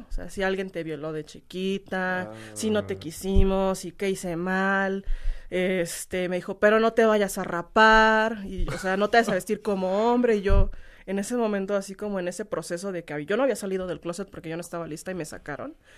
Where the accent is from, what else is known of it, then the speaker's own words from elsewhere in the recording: Guanajuato, Mexico; also born or lived in Canada / Turkey; Yo no soy de otro país, soy de Guanajuato